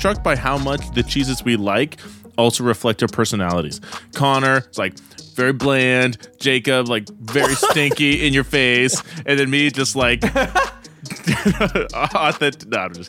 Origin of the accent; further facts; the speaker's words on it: Canada; I'm French Canadian